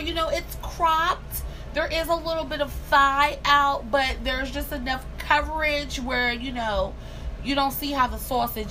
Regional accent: Montgomery County, Maryland, United States; I'm a Maryland girl. I grew up in Maryland in Montgomery County

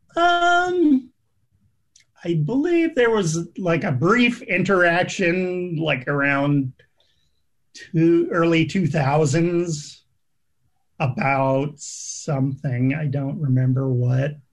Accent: New England, United States; I grew up in New England, which is full of haunted houses

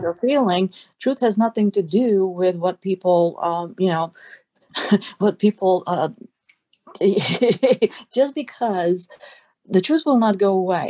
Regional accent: Budapest, Hungary; now in United States; I'm a first generation American. I came here as an immigrant myself. And I was born and raised in Budapest, Hungary

